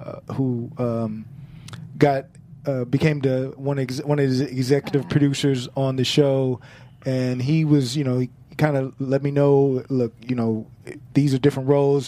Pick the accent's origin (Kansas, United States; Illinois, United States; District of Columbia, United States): Illinois, United States; Chicago; Chicago, it's the South Side, I'm from the South Side